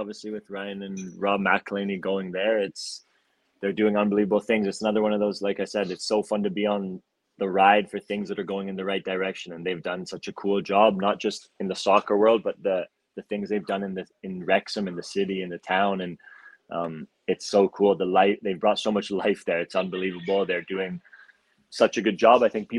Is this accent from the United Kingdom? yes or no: no; Calgary, Alberta, Canada; God, despite this silly accent that no one knows where it's from, I am from Calgary.